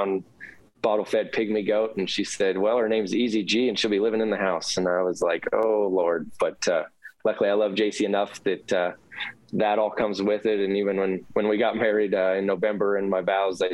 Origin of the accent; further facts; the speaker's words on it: Knoxville, Iowa, United States; I grew up in Knoxville